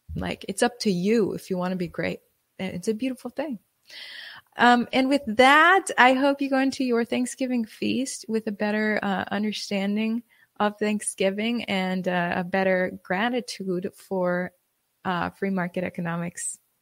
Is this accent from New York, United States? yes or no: no; Wisconsin, United States; now in Texas, United States; I immigrated to Texas from, uh, growing up in Wisconsin